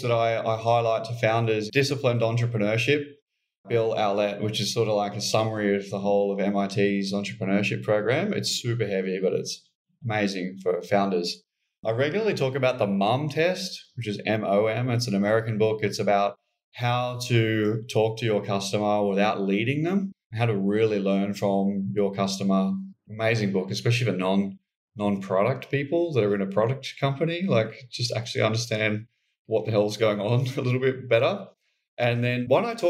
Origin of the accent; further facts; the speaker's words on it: Queensland, Australia; being a Queenslander